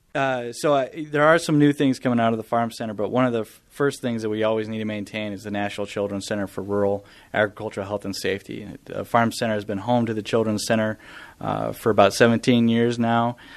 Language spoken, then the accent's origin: English; southeast Idaho, United States; moved away as an adult; also born or lived in Montana / Texas; I grew up on a on a farm and ranch in southeast Idaho